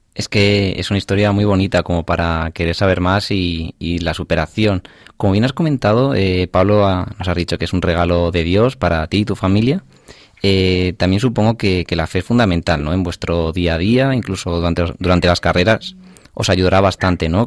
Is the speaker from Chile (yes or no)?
no; Zamora, Castile and León, Spain; en mi tierra, en Zamora